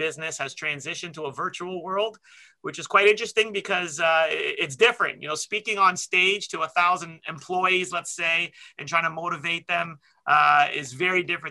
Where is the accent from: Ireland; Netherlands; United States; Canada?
Canada; Toronto, Ontario; also born or lived in London, Ontario; I grew up in Scarborough